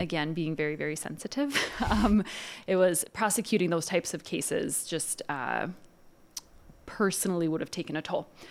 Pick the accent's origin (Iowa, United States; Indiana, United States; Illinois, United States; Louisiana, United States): Iowa, United States; Dubuque; moved away as an adult; also born or lived in Winona, Minnesota; now in St. Paul, United States; I'm from Dubuque, Iowa.